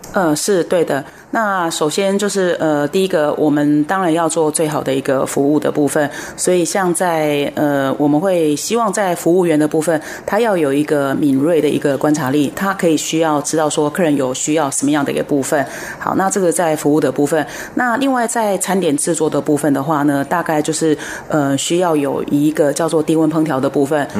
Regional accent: Taiwan; 我们台湾这边

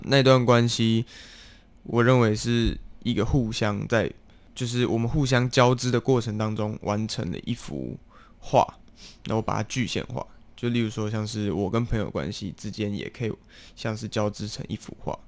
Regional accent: Taiwan; first language English; Chinese is a second language; also born or lived in South Africa; 但是南非我有上幼稚园，那幼稚园它就是比较偏活动式的。活动式的就是大家会起来做劳作，然后开始去跳舞啊之类的。 啊哈 可，是，在台湾大家都要坐下的时候，我就比较没有那么 好动 习惯。

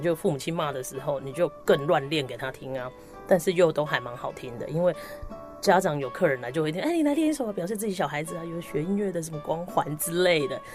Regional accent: Tainan, Taiwan; 在小学六年级的时候，在我的家乡台南

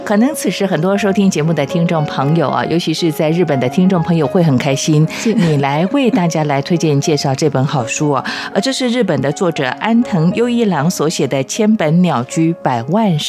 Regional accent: Chiayi, Chiayi City, Taiwan; 连我的老家嘉义的嘉义公园也看得到这个痕迹啊

